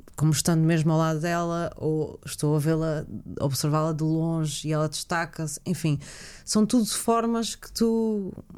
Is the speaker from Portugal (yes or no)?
yes; Azores, Portugal; o facto de eu ter vindo para os Açores pequenina e, e não ter nascido cá